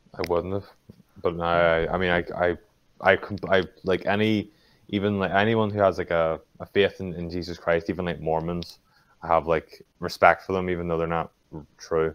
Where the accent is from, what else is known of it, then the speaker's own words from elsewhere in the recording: Northern Ireland, United Kingdom; I'm from Northern Ireland